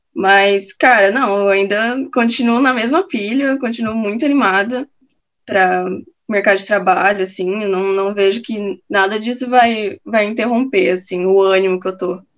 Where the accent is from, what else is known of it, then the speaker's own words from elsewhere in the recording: Campo Grande, Mato Grosso do Sul, Brazil; moved away as an adult; now in Porto Alegre, Brazil; eu sou de Campo Grande, Mato Grosso do Sul